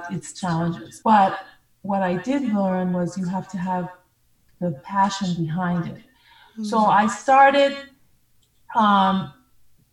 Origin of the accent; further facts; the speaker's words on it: New York, United States; also born or lived in Monrovia, Liberia; We moved to New York